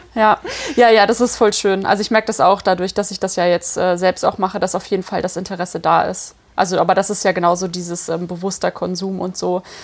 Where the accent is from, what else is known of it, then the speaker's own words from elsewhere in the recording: Cologne, North Rhine-Westphalia, Germany; ich komme ja aus Köln